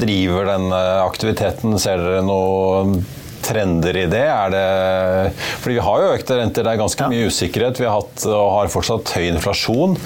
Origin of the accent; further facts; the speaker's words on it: Norway; når vi nordmenn